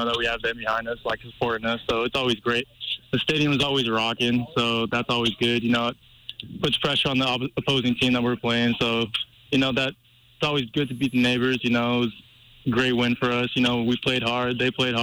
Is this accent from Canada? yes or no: no; Seattle, Washington, United States; moved away as an adult; now in Missoula, United States; I grew up watching football in Washington